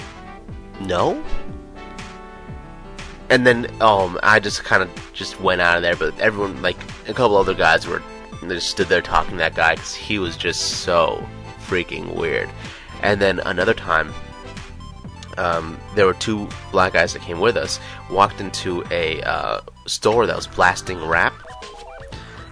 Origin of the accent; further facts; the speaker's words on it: United States; we're big American guys